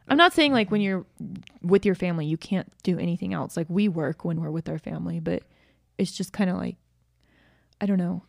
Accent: Georgia, United States; moved away as an adult; also born or lived in Utah; I grew up in Georgia

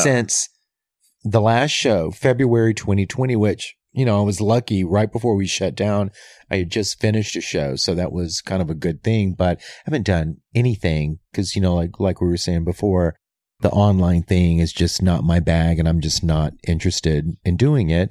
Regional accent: Louisiana, United States; now in Los Angeles, United States; I'm from Louisiana

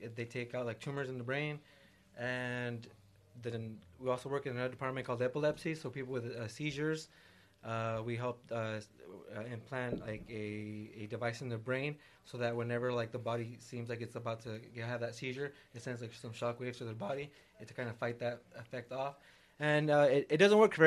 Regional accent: San Marcos, California, United States; now in Vista, United States; I grew up in San Marcos, went to school there, graduated there, currently live in Vista

